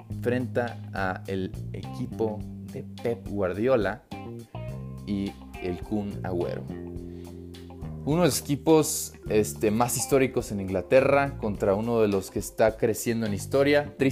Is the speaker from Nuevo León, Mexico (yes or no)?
no; Guadalajara, Jalisco, Mexico; yo soy de Guadalajara y me ha tocado vivir bastantes y la verdad es que cada que hay un Atlas Chivas la ciudad se vuelve loca.